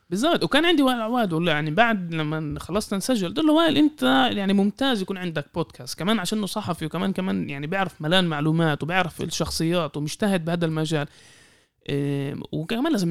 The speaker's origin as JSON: {"language": "Arabic", "country": "Palestine", "said": "يعني حتى مش كاقليه كفلسطيني احنا كميه المواد اللي انكتبت علينا"}